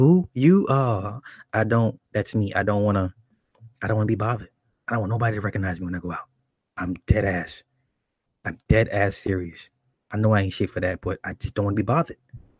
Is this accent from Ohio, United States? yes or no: yes; Toledo, Ohio, United States; Like, I'm from Toledo. I see people from my town.